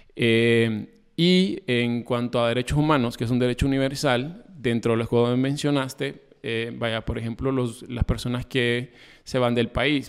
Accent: Honduras; como hondureños que somos

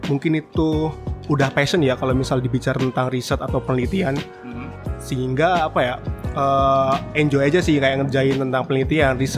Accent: Bantul, Special Region of Yogyakarta, Indonesia; uh, aku sendiri asli Jogja, tempatnya di Bantul.

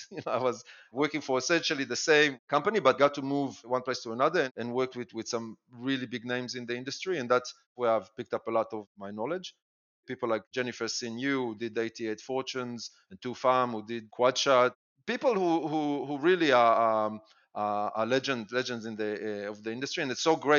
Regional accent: Israel; moved away; I'm originally from Israel, but I've been living the majority of my life now, and definitely the majority of my adult life in, you know, many different countries

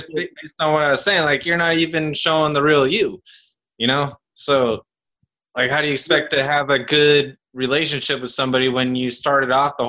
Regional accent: United Kingdom; I don't lie. Huh? I'm British. I would never.

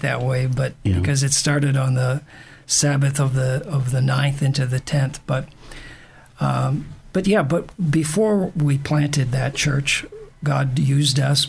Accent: Maine, United States; moved away; I grew up in Maine

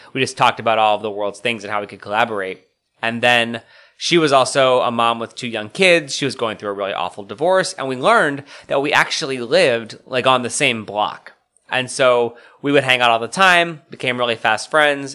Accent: Scranton, Pennsylvania, United States; now in Washington, D.C., United States; my hometown of Scranton, Pennsylvania

